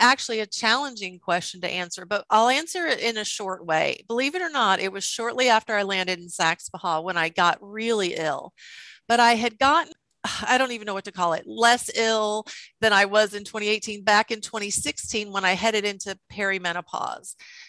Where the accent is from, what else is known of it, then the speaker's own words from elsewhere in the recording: Columbia, South Carolina, United States; also born or lived in Kansas; Well, I consider Columbia, South Carolina, my home. I was an Army brat, so I landed there in second grade, born in Kansas.